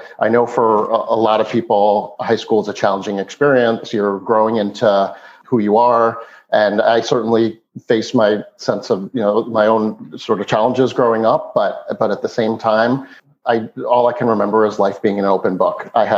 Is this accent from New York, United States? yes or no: yes; East Meadow, New York, United States; born or raised there